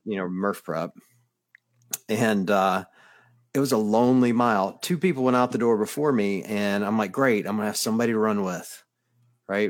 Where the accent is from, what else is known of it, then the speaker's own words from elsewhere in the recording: the South, United States; I grew up in the South